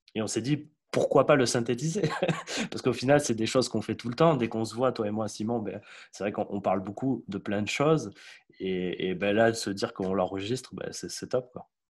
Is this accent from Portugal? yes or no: yes; Portugal; je suis portugais